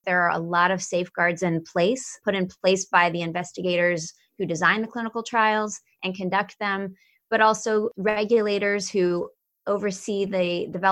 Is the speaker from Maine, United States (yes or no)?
no; Atlanta, Georgia, United States; now in Maryland, United States; I'm originally from Atlanta, Georgia, and have been in Maryland now for about 25 years